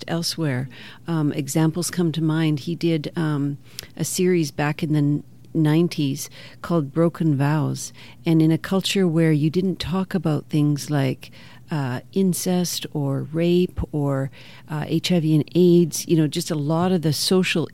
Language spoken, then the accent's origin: English; Canada; moved away; also born or lived in Kenya; as a Canadian